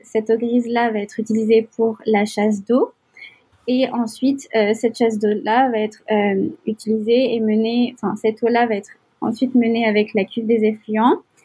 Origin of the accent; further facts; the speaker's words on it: Algiers, Algiers Province, Algeria; moved away as an adult; also born or lived in Nantes, France; now in Montreal, Canada; j'ai j'ai grandi à Alger, en Algérie, pendant une grande partie de ma vie.